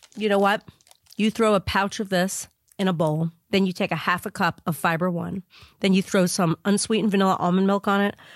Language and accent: English; New York, United States; moved away; I am from New York